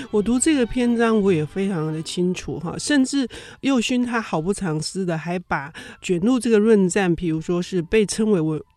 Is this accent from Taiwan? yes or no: yes; Taiwan; 我们都是台湾人